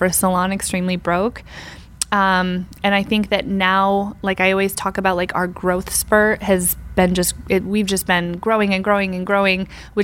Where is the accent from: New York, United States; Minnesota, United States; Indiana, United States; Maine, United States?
New York, United States; upstate; I'm from like the country in upstate New York.